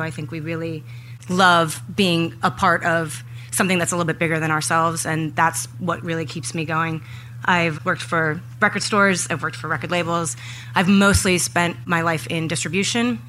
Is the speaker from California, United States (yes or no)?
no; Minneapolis, Minnesota, United States; I grew up in Minneapolis which has a very rich music history